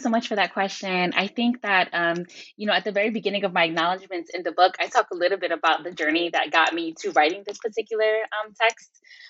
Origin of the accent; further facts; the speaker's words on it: Hoboken, New Jersey, United States; And so I was born and raised in Hoboken, New Jersey, by, Puerto Rican parents, in what is, Hoboken at that time was, had one of the largest like Puerto Rican populations, per capita, in the U.S.